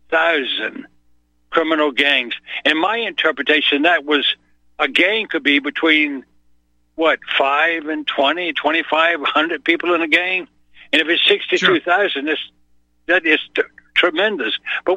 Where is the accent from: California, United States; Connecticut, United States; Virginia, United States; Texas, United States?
Virginia, United States; moved away as an adult; now in Sweden; I came here in 1970 as an immigrant. I'm an American born, actually. I'm from Virginia originally. But I'm a naturalized citizen since 75